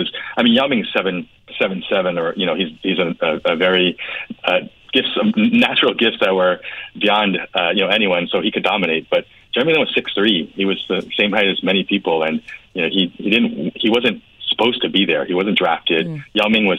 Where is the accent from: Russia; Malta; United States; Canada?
United States; New Jersey; also born or lived in Queens, New York; I was born in Queens, grew up in Jersey